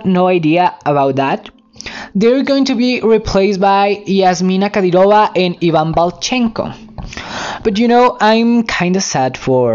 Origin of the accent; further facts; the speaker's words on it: Mexico; English is a second language; I'm Mexican, so English is not my first language